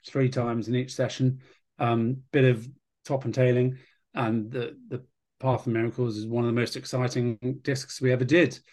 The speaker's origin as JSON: {"language": "English", "country": "United Kingdom"}